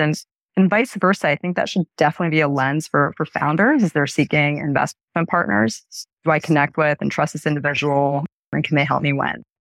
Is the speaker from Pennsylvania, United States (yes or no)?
yes; Erie, Pennsylvania, United States; also born or lived in Sri Lanka; my, my family and I emigrated from Sri Lanka at the start of that country civil war, and I grew up in Erie, Pennsylvania